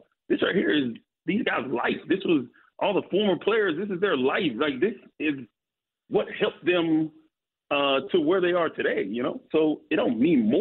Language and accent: English; Florida, United States; moved away; I grew up in Florida